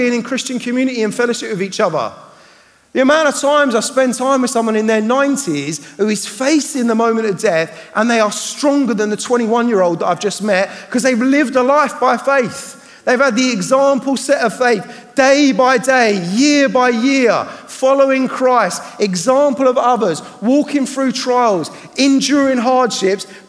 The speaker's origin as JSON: {"language": "English", "country": "United Kingdom", "said": "I'm a Brit"}